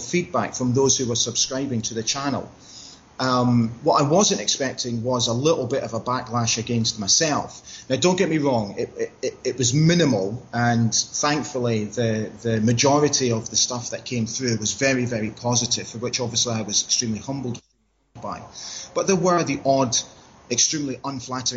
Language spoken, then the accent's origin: English; Aberdeen, Scotland, United Kingdom; also born or lived in Maastricht, Netherlands; We actually moved to Aberdeen in 1979 from Holland when we relocated from Maastricht in Holland. My father took up a job at Aberdeen Airport